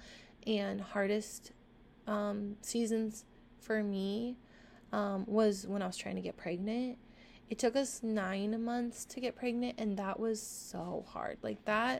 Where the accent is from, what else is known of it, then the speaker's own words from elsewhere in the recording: Orange County, Southern California, United States; I've lived in Southern California my entire life. So I feel like I am very well rounded in regards to like being able to live around a lot of diversity, I guess. Like growing up in Orange County